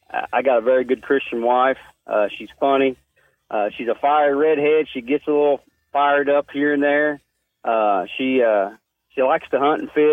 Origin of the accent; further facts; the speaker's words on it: Georgetown, Ohio, United States; I was born in Georgetown, Ohio, to Tom and Mary Manning